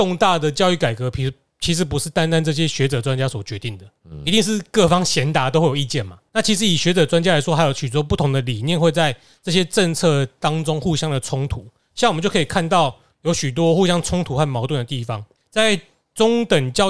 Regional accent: Taiwan; 其实大家我们台湾人最容易想到的是体保生没脑没脑袋

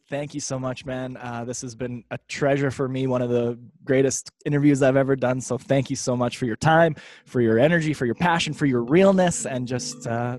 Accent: Canada; As a Canadian, I want any potential girlfriend to at least feign interest in how good of a hockey player or skater that I am.

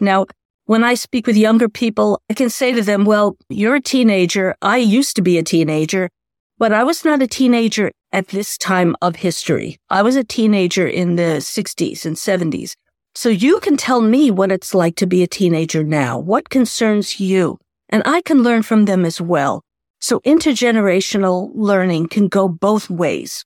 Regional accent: New York City, New York, United States; I grew up in New York City

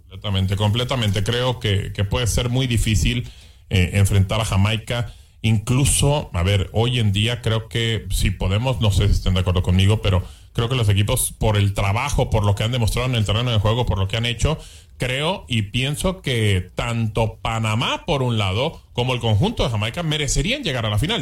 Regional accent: Mexico; somos mexicanos

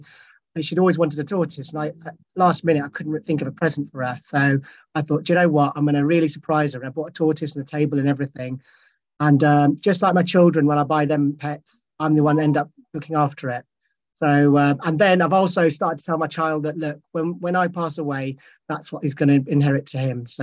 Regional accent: Scotland, United Kingdom; I was born and bred in Scotland. That's where I'm originally from

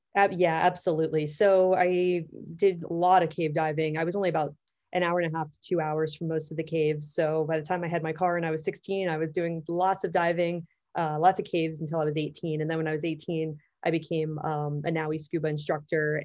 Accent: Pittsburgh, Pennsylvania, United States; moved away; also born or lived in Florida; I grew up in Pittsburgh, Pennsylvania

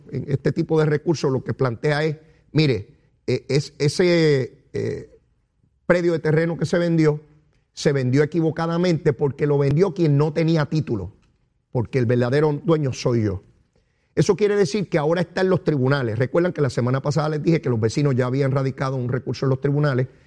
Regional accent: Puerto Rico; nosotros llegamos aquí, somos chiquititos, porque somos puertorriqueños, una isla chiquitita

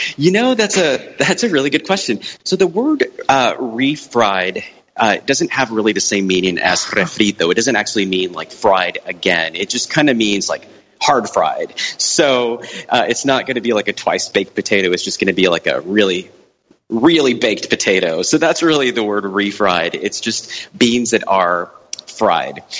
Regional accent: Brownsville, Texas, United States; I grew up on the South Texas Mexican border uh, in a town called Brownsville

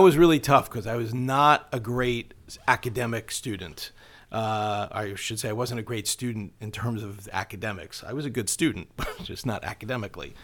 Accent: Long Island, New York, United States; I grew up on Long Island

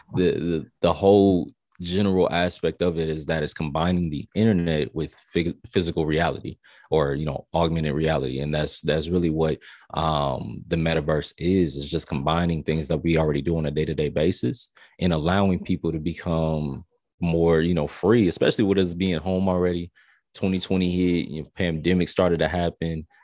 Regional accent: Tampa, Florida, United States; also born or lived in El Paso, Texas / Augusta, Georgia; I'm from Tampa. Um, So I'm a Florida raised, you know, kid

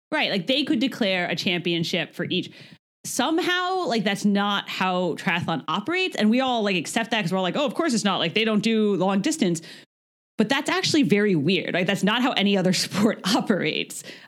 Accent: United States; we're American

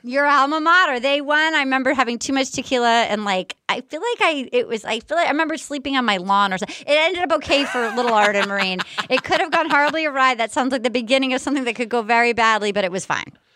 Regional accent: Fall River, Massachusetts, United States; moved away; I'm basically a masshole. I was born in Fall River

